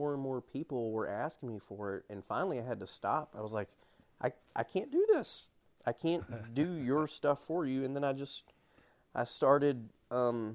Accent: Kentucky, United States; moved away as an adult; also born or lived in Spokane, Washington; I'm from around this area.

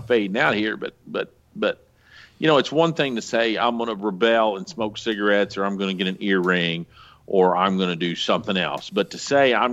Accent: the Ozarks, United States; I grew up out here in the Ozarks

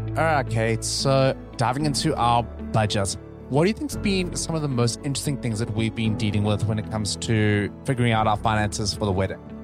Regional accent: South Africa; moved away; South Africa. That's my home country

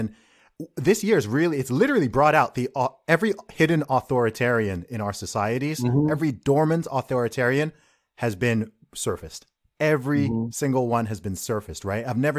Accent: Saudi Arabia; I grew up in Saudi Arabia, so I've kind of got like an interesting contrast here

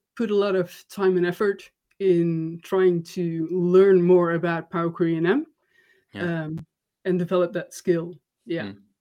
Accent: Netherlands; I'm from the Netherlands

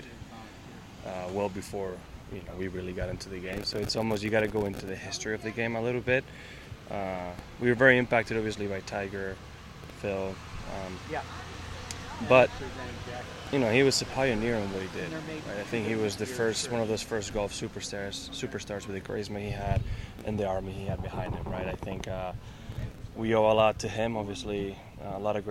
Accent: Basque Country, Spain; first language Basque; English is a second language; moved away; my native language in the Basque Country

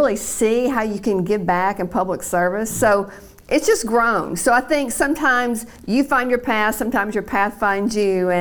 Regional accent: Chattanooga, Tennessee, United States; the only memory I have growing up in Chattanooga was the smell of Crystal hamburgers

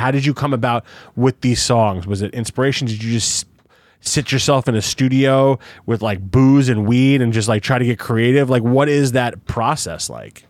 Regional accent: New Jersey, United States; also born or lived in Brooklyn, New York; I moved from Brooklyn, Jersey in fifth grade

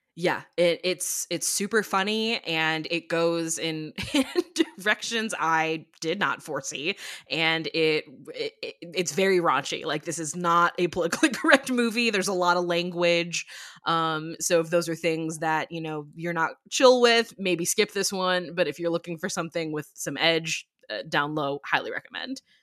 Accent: near Six Flags Great America, Illinois, United States; I grew up near Six Flags Great America

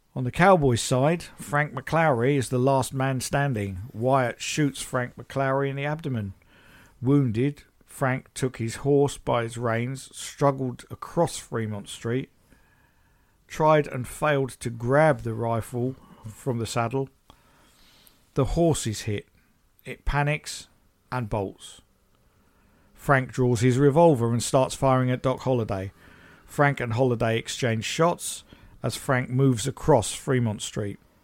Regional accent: United Kingdom; I'm British

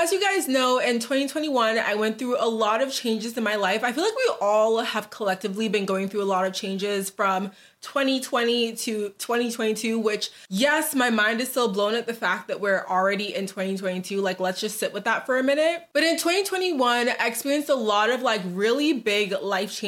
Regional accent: Boston, Massachusetts, United States; moved away as an adult; also born or lived in New Jersey; now in Dallas, United States; I'm originally from Boston, but I lived in New Jersey for like a little bit

